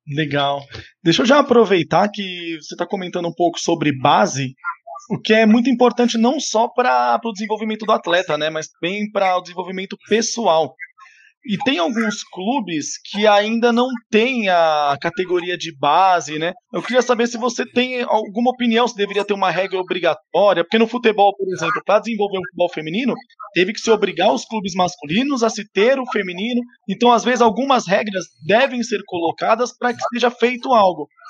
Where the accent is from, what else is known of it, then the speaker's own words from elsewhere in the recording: ABC Paulista, São Paulo, Brazil; eu sou aqui do ABC